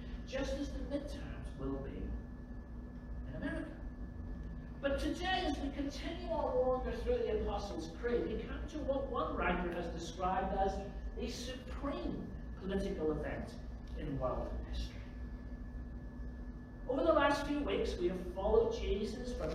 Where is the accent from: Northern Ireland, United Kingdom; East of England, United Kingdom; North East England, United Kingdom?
Northern Ireland, United Kingdom; Belfast; I grew up in Belfast